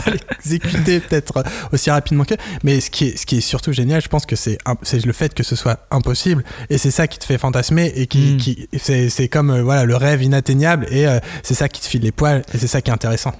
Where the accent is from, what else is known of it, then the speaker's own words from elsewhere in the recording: France; moved away as an adult; also born or lived in Japan; en tant que français